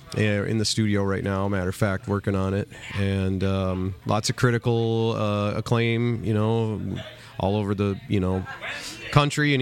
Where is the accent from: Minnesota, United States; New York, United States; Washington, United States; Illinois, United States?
Minnesota, United States; Minneapolis; I'm from Minneapolis